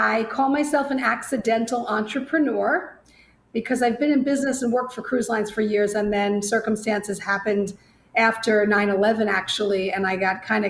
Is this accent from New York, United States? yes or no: yes; Long Island, New York, United States; moved away as an adult; also born or lived in Bronx, New York; now in Florida, United States; I'm a native New Yorker. I was born in the Bronx. I grew up on Long Island